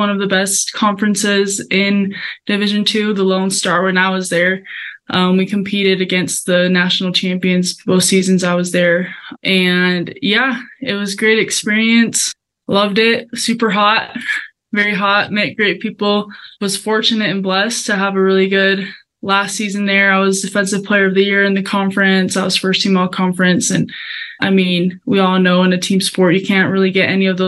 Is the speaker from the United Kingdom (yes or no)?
no; Colombia; now in United States; I was able to go back to Columbia, which I'm originally from there. So it was a very sweet moment to be in my home country